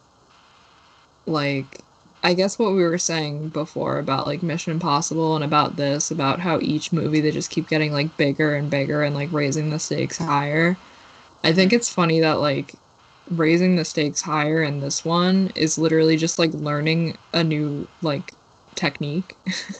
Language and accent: English; New York, United States; I'm from New York